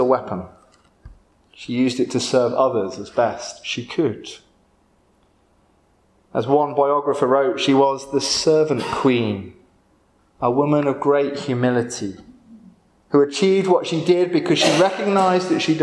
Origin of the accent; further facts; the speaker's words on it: Windsor, South East England, United Kingdom; also born or lived in London; I grew up near Windsor Castle